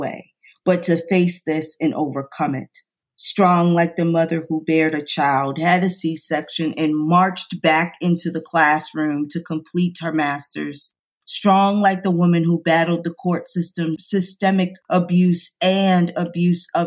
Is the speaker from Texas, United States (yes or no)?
no; New York, United States; moved away; I'm from New York